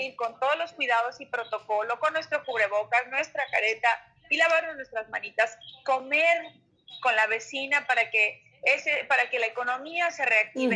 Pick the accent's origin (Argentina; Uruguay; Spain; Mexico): Mexico; Mexico City; mi tierra aquí en la alcaldía de Iztapalapa